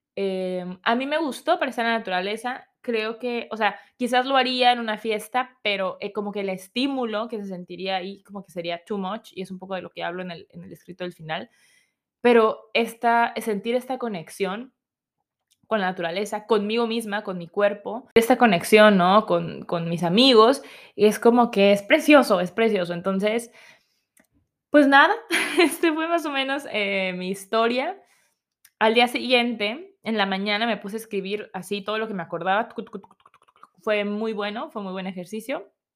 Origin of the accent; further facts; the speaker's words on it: Mexico; uno como mexicano